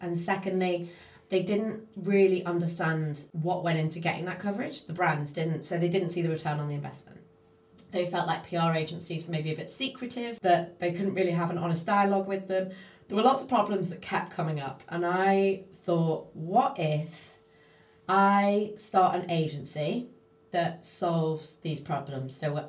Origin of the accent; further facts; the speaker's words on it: North West England, United Kingdom; accent: Scouse; So, I started calling up all these magazines, and here's my Scouser accent.